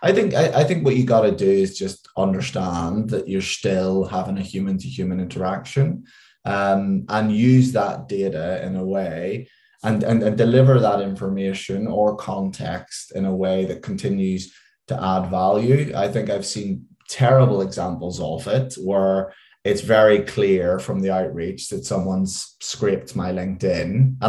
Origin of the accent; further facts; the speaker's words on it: Northern Ireland, United Kingdom; now in London, United Kingdom; And if you could probably tell by my accent, although it's dulled quite a lot since I've lived in London a long time, is I am from just outside Belfast.